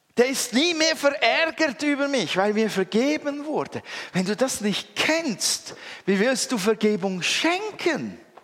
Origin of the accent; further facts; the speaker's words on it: Switzerland; als Schweizer